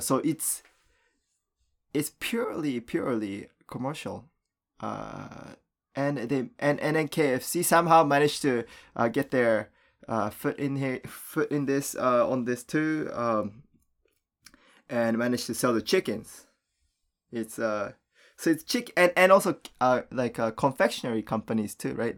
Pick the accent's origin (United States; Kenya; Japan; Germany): Japan; moved away; when I was a kid growing up in Japan